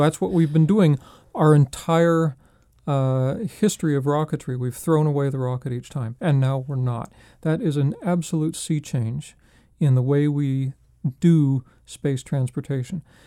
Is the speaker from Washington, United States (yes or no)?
yes; Spokane, Washington, United States; moved away; I'm from Spokane, Washington